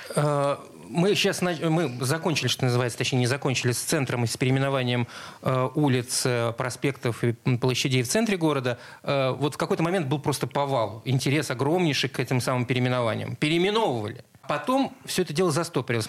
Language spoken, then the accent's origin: Russian; Saint Petersburg, Russia; Я вырос на Чайковского, соответственно, в школу ходил рядом с кинотеатром «Спартак»